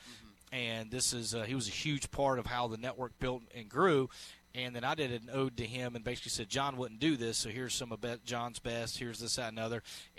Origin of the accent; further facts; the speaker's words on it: Hendersonville, North Carolina, United States; So hometown. I'm going to go with Hendersonville, North Carolina.